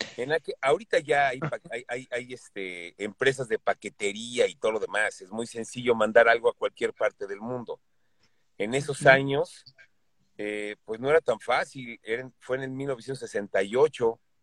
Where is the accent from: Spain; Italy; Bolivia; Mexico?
Mexico